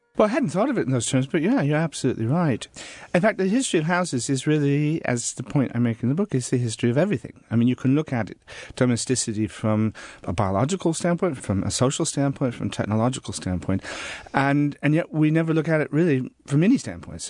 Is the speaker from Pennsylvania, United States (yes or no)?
no; Des Moines, Iowa, United States; also born or lived in Norfolk, England; now in England; I grew up in Des Moines, Iowa